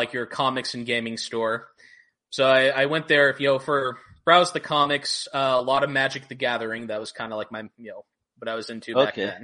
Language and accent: English; Houston, Texas, United States; moved away as an adult; also born or lived in Washington, D.C.; now in California, United States; Houston. Yeah, Houston, Texas.